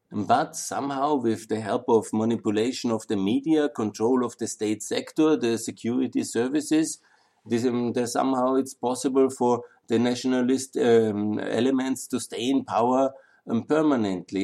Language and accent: English; Austria; I'm from Austria